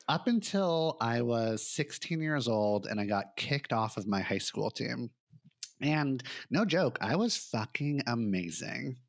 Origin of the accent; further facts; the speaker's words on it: Santa Monica, California, United States; I grew up in Santa Monica in Los Angeles